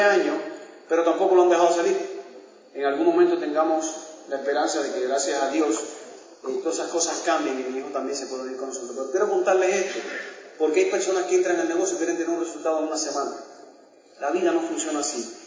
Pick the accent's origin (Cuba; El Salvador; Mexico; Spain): Cuba; moved away as an adult; also born or lived in United States; now in Miami, United States; nosotros somos cubanos, nacimos en un país eh, donde no había esperanza